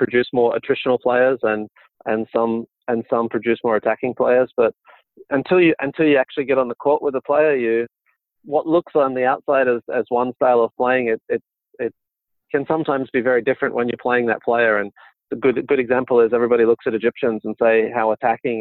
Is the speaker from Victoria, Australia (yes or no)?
no; Brisbane, Queensland, Australia; I was born in Brisbane in Australia